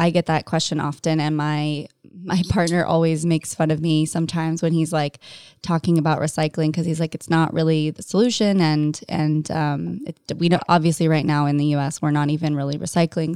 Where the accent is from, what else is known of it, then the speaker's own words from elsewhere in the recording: Orange County, California, United States; I grew up in Orange County in California.